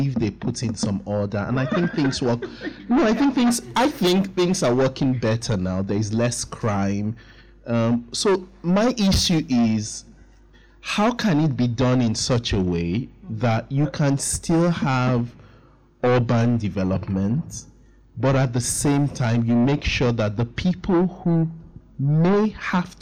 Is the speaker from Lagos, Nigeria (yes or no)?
yes; Lagos, Nigeria; I grew up in Lagos